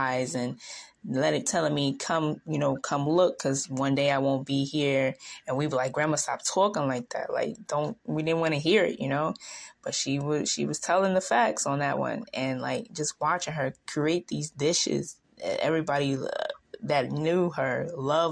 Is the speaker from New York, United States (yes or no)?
yes; New York, United States; I'm younger than you, but, you know, and I'm from New York.